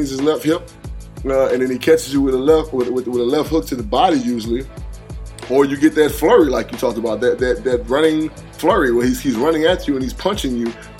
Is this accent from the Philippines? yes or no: yes; Philippines; like I'm Filipino.